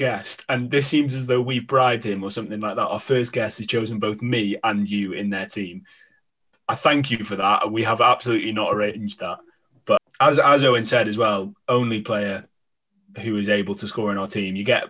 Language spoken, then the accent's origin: English; Welsh, Wales, United Kingdom; all being Welsh